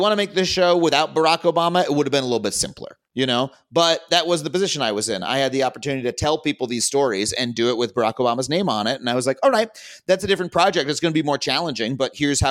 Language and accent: English; United States